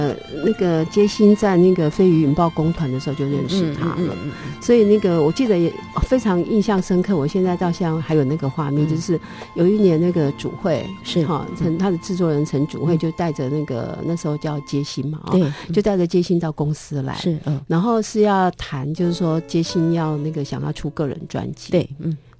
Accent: Taitung, Taitung County, Taiwan; 因为我自己从从小在台东长大，

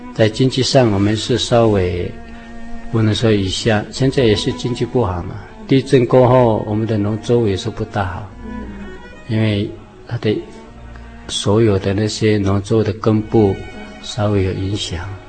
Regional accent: Taiwan; first language Seediq (Truku); 我们这里是称赛德克族

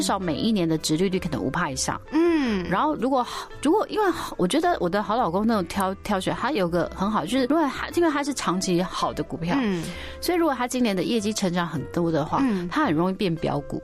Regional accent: Jiufen, New Taipei, Taiwan; 我们小时候其实是在九份长大的这样。阿嬷家

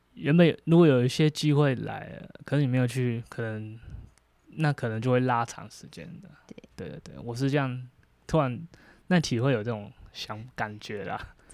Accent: Hualien, Hualien County, Taiwan; 其实在花莲，有去过花莲的都应该知道你，你在花莲走到哪里，你其实中央山脉就，就是都在身边这样

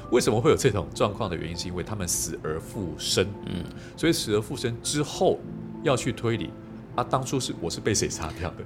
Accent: Kaohsiung, Taiwan; 尤其我是南部人哦，这住高雄港都

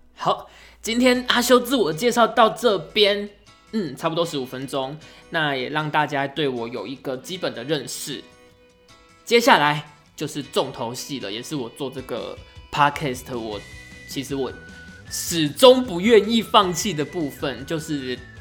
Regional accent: Pingtung County, Taiwan; moved away as an adult; also born or lived in Tainan; now in Taipei, Taiwan; 而且我是屏东人

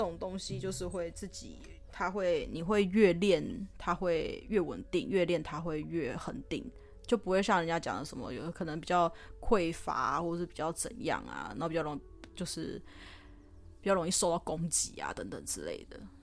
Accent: Taiwan; 自己身为台湾人

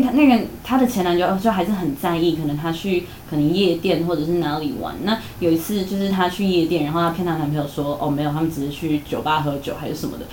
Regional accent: Taichung, Taiwan; 我是台中人

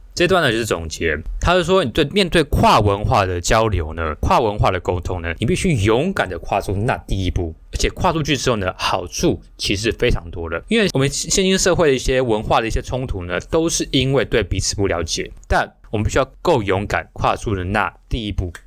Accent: Taiwan; 就是有点像是我们台湾人常说的那个语助词啊

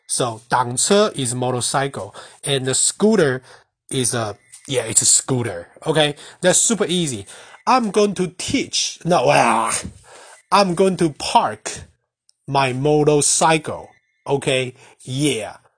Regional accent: Taiwan; first language Mandarin; English is a second language; I'm Asian and I'm Taiwanese, the Mandarin is my mother tongue

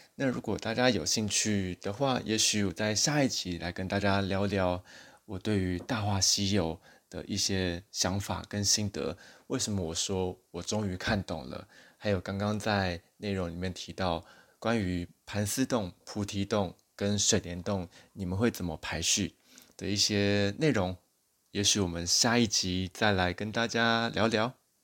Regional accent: Taiwan; 我自己在台湾小时候

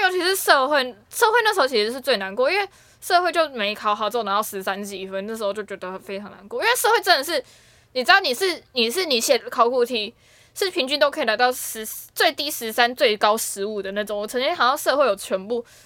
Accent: Taipei, Taiwan; 我是台北长大的小孩嘛

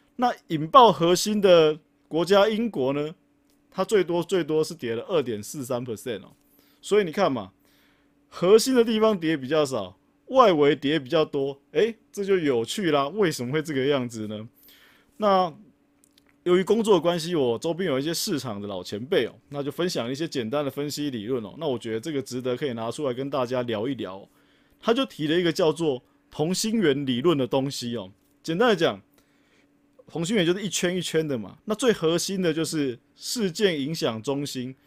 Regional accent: Taiwan; 因为我们是台湾人啊

